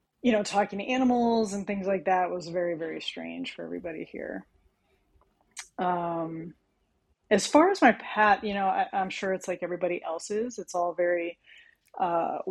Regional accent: California, United States; now in Connecticut, United States; I was born and I'm from California. So I was raised with a lot of holistic approaches

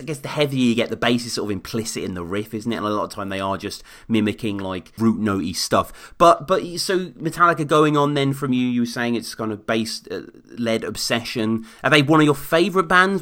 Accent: Birmingham, West Midlands, United Kingdom; where I grew up in Birmingham.

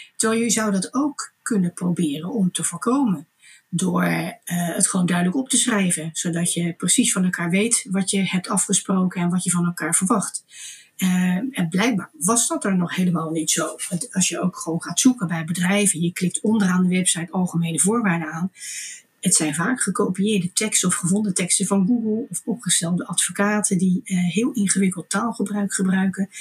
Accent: Delft, South Holland, Netherlands; Ik kom uit een, een ondernemersgezin. We hadden groentewinkels in Delft.

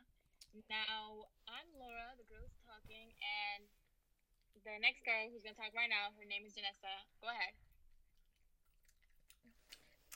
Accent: United States; Nationality, I'm from America. But, ethnicity-wise... I'm Dominicana

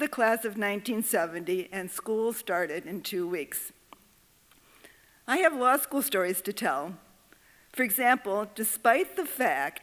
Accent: Waukegan, Illinois, United States; I grew up in Waukegan, Illinois

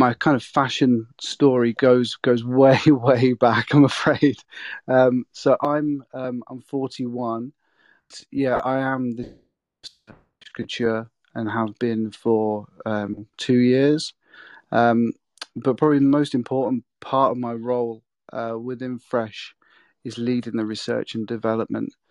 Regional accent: Peterborough, East of England, United Kingdom; moved away as an adult; also born or lived in London; now in North East England, United Kingdom; my hometown in Peterborough

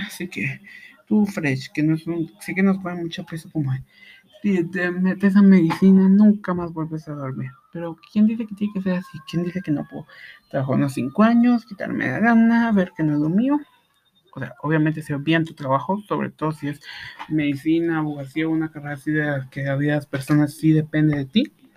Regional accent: Guatemala; en mi país

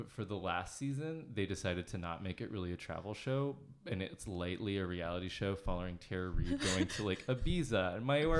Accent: United States; now in Canada; I'm from the States, so I don't know all the cultural references.

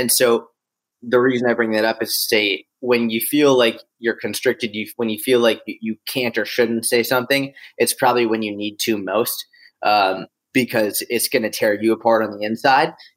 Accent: Boston, Massachusetts, United States; also born or lived in Israel / Delaware / Tel Aviv; now in New York, United States; I grew up in Boston. I grew up in a suburb of Boston

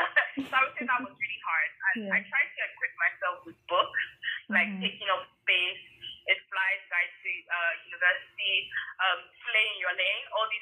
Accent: Lagos, Nigeria; moved away; also born or lived in England; grew up in Lagos

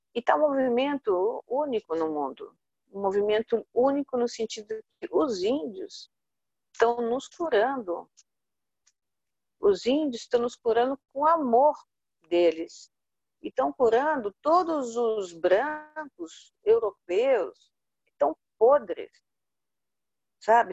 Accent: Brazil; also born or lived in Italy; a gente, como brasileiro, né? Eu sou meio brasileira, meio italiana

